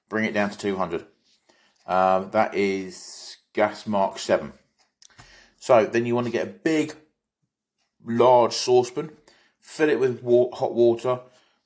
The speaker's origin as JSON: {"language": "English", "country": "South Africa", "moved": "yes", "said": "Originally, I come from South Africa"}